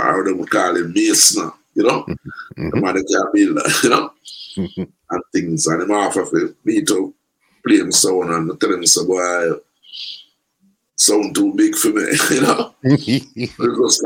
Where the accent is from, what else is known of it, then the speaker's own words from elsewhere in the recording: Kingston, Saint Andrew, Jamaica; I grew up in an area, St. Andrew, Kingston 6, so like a town named Tavern, right in Papine area